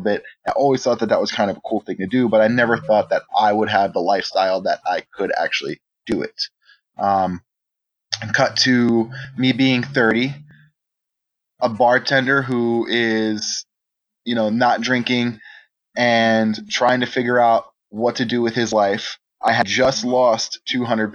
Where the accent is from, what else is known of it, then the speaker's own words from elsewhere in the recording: New Jersey, United States; moved away as an adult; also born or lived in Austin; I grew up in New Jersey